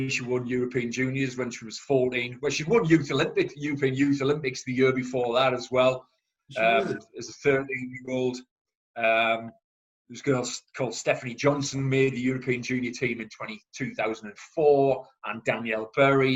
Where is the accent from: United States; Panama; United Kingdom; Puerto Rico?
United Kingdom; Chester-le-Street, North East England; I went back to my hometown, Chesley Street, started coaching there.